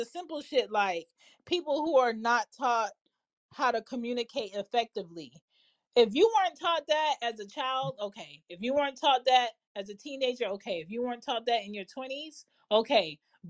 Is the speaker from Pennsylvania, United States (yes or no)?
no; Florida, United States; And let me say this. I'm from Florida.